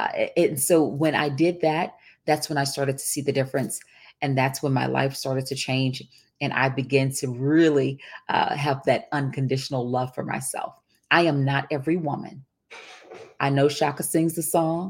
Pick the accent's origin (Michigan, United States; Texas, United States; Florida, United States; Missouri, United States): Texas, United States; I grew up in the Deep South. And when I say the Deep South, I'm talking about I grew up in Texas